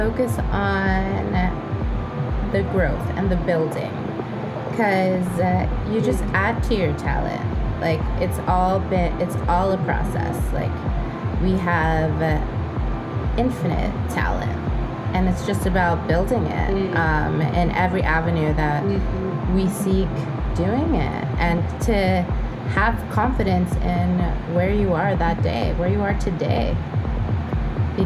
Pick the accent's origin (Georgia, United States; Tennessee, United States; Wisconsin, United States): Georgia, United States; Atlanta; also born or lived in New York; in Atlanta, my experience, and I moved out here from New York when I was 7